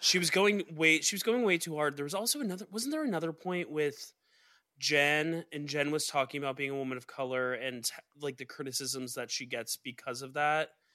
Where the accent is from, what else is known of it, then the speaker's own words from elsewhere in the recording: Georgia, United States; I'm from Georgia. I was raised underneath the shade of a Georgia pine